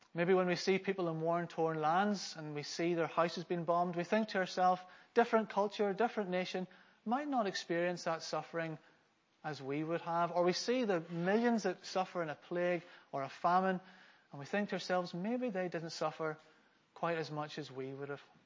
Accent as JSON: {"language": "English", "region": "Northern Ireland", "country": "United Kingdom", "tie": "born or raised there", "also_born_or_lived": "Glasgow, Scotland", "said": "I'm from Scotland. I was born in Glasgow. But when my parents, when I was around five, my parents demonstrated some blue sky thinking. And uh, so they moved to Northern Ireland"}